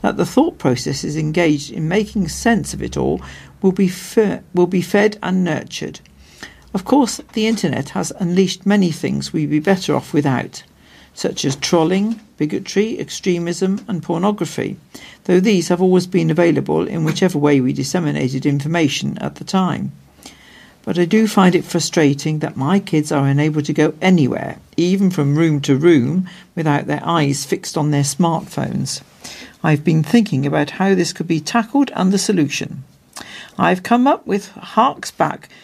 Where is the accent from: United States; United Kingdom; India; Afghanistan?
United Kingdom; Bolton, North West England; when I was growing up in Bolton